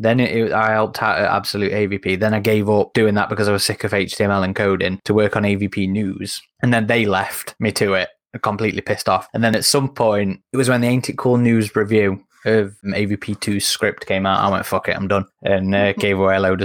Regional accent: United Kingdom; I'm British.

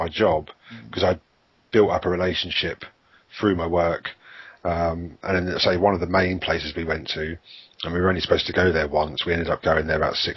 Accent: United Kingdom; we're British

